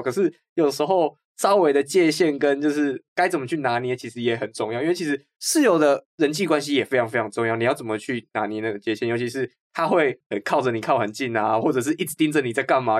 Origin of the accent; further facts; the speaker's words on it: Changhua County, Taiwan; moved away as an adult; 那我是彰化人，然后现在是就读中午大学的社会学系